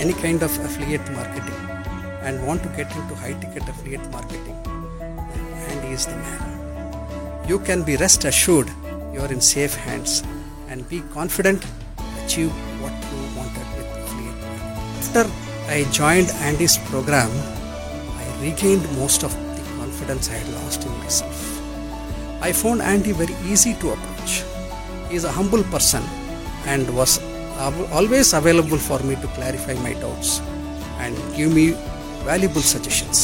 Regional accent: India; from India

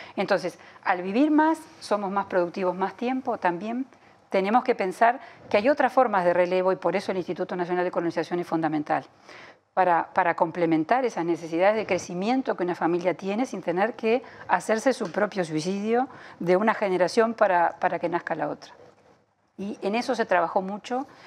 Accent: Uruguay

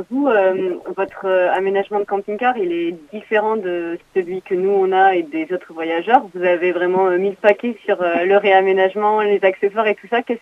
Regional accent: Bordeaux region, Nouvelle-Aquitaine, France; on vient de la région de Bordeaux

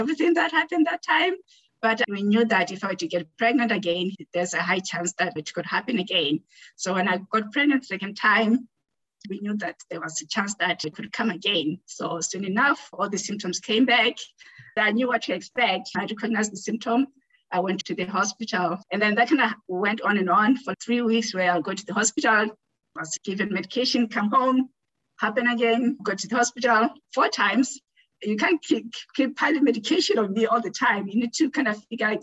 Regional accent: Botswana; moved away as an adult; now in Winnipeg, Canada; I am originally from Botswana, and I've been in Canada for over 20 years now. I came here as an international student.

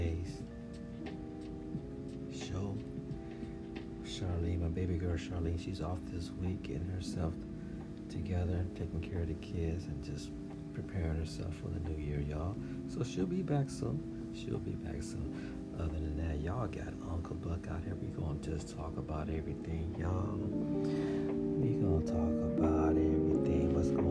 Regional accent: Sacramento, California, United States; I'm from Sacramento, California, Rosemont, California area

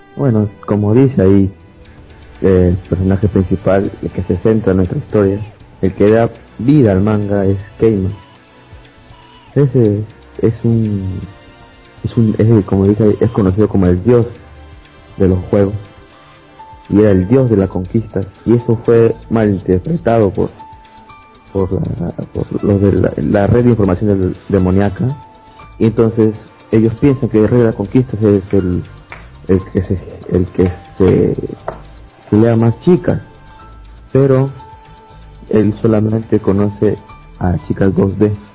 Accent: Lima, Peru; soy de Perú, Lima, Perú.

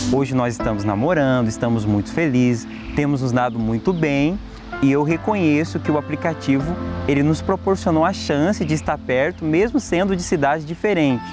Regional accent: Ribeirão Preto, São Paulo, Brazil; eu sou de Ribeirão Preto, São Paulo

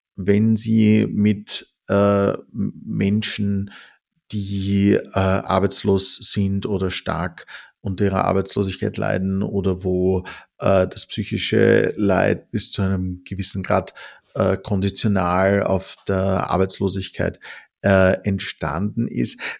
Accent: Austria; bei uns in Österreich?

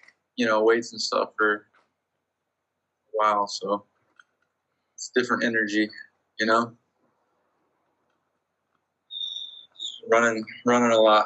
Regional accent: Bakersfield, California, United States; moved away as an adult; also born or lived in Colorado / Louisiana; now in San Diego, United States; I was born in Bakersfield, California

